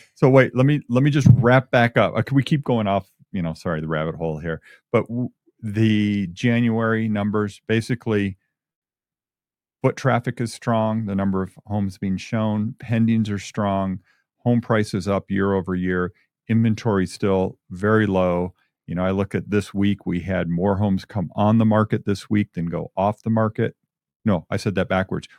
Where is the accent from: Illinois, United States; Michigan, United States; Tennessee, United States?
Michigan, United States; moved away as an adult; now in Albuquerque, United States; I'm a Michigan guy. I grew up in Michigan, of course, lived out here for 35 years now